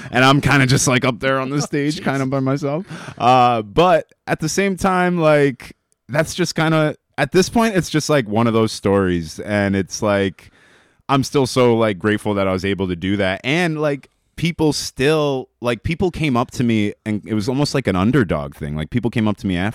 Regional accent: Albany, New York, United States; I'm born and raised in Albany

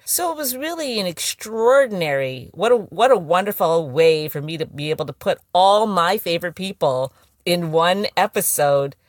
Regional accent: San Francisco, California, United States; now in New York, United States; I grew up in San Francisco.

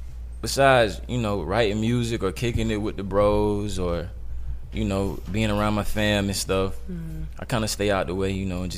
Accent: Decatur, Georgia, United States; Like I'm from the South, I'm from Decatur

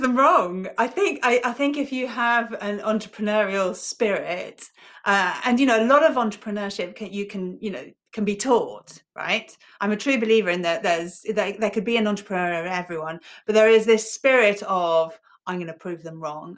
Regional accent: Ibiza, Balearic Islands, Spain; moved away; also born or lived in United Kingdom; I grew up in Ibiza, small island, um, you know, Paradise Island as it was back then.

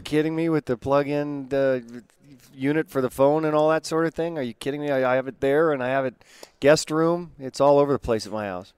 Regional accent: West Coast, United States; I grew up on the West Coast

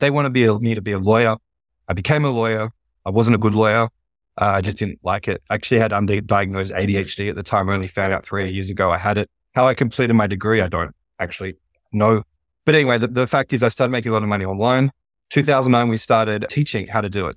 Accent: Australia; accent: Australian; Australia, my home country, which you can probably tell from my accent

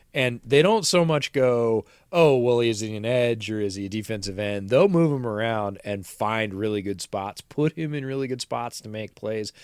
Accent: upstate New York, United States; moved away; I grew up in upstate New York

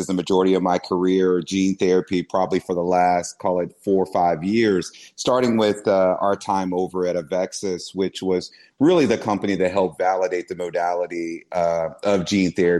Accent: Dallas, Texas, United States; I'm born and raised in Dallas

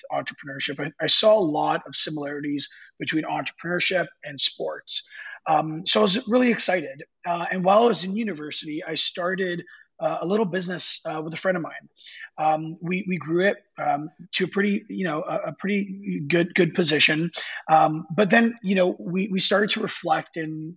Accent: Canada; being Canadian, hockey was a big part of my life.

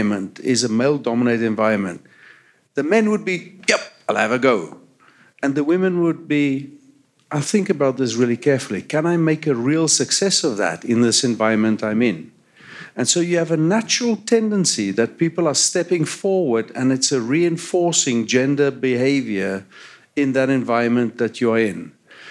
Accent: South Africa; now in Canada; From my accent, you can hear I grew up in apartheid South Africa.

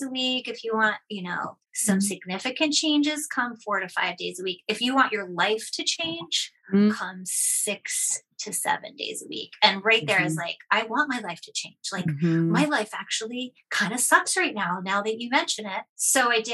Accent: Boston, Massachusetts, United States; moved away as an adult; also born or lived in Seattle; I'm from Boston, and then I moved to Seattle

